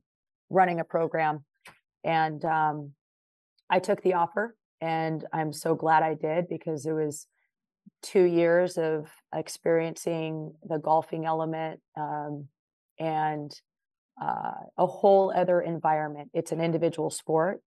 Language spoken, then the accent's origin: English; Long Beach, California, United States; moved away as an adult; also born or lived in Arkansas; I grew up in Long Beach. Mm-hmm. California